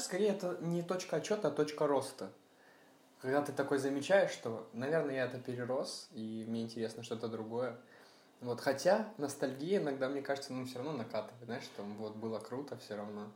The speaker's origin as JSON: {"language": "Russian", "town": "Sumy", "region": "Sumy Oblast", "country": "Ukraine", "tie": "born or raised there", "said": "Сам я родом из Украины, э, из всем известного города Сумы"}